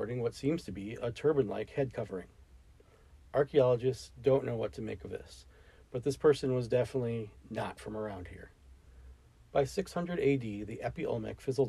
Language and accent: English; United States; I'm an American